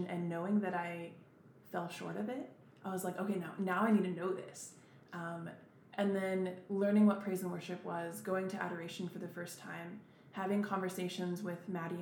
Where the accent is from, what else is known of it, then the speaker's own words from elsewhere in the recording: Emporia, Kansas, United States; also born or lived in Olathe, Kansas; I grew up in Emporia, Kansas